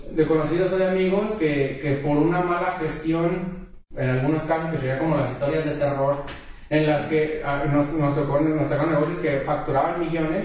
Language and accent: Spanish; Mexico; los que somos de México